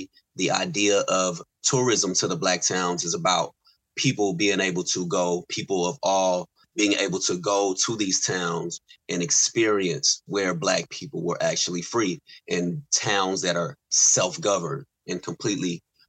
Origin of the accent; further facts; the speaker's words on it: Tatums, Oklahoma, United States; also born or lived in Lawton, Oklahoma; Tatums, Oklahoma. My roots go to Tatums, Oklahoma. I was born in Lawton, but raised in both places.